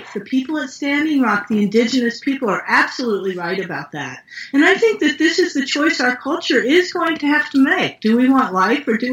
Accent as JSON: {"language": "English", "region": "West Virginia", "country": "United States", "moved": "yes", "said": "I'm from West Virginia originally"}